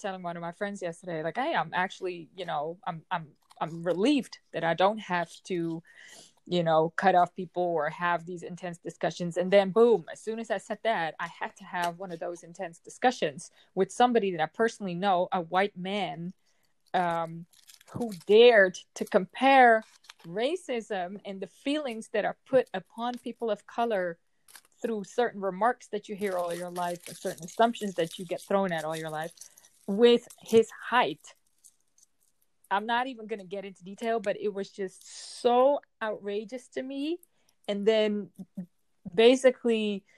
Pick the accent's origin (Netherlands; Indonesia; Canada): Netherlands; I am from the Netherlands